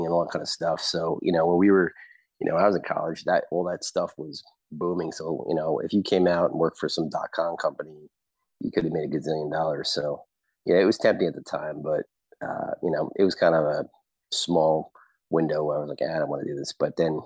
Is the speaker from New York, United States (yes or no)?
yes; Long Island, New York, United States; moved away as an adult; also born or lived in Delaware / New Haven, Connecticut; now in Texas, United States; I'm from Long Island